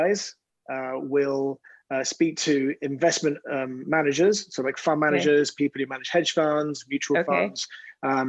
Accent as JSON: {"language": "English", "region": "London", "country": "United Kingdom", "tie": "born or raised there", "moved": "as an adult", "lives_now": "New York, United States", "said": "I grew up in West London"}